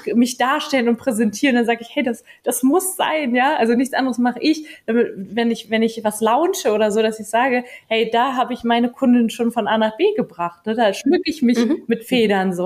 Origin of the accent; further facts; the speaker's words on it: Germany; bei uns in Deutschland